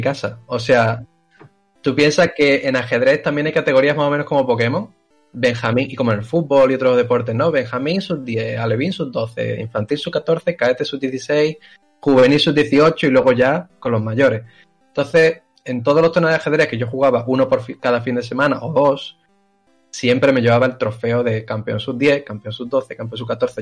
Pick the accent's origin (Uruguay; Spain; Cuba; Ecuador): Spain; Seville, Andalusia; yo soy de Sevilla